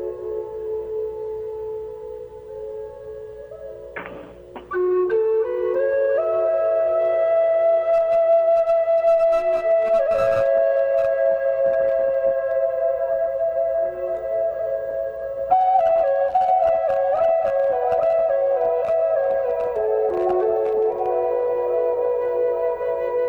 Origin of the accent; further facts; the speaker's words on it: Boston, Massachusetts, United States; I'm from Boston, and you know I used to canoe on the Concord River